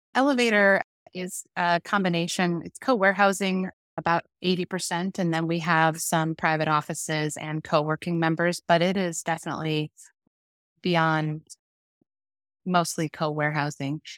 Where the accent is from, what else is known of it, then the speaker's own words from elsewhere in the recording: Iowa, United States; now in Omaha, United States; I'm from Iowa, small town, born and raised